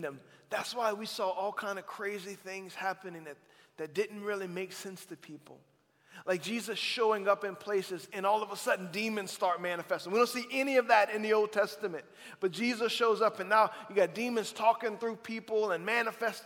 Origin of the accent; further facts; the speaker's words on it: South Louisiana, United States; I'm from South Louisiana